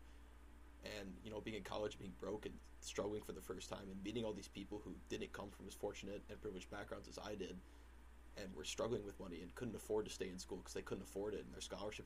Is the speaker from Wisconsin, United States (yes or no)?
no; Waconia, Minnesota, United States; growing up in Waconia, Minnesota, I grew up with my father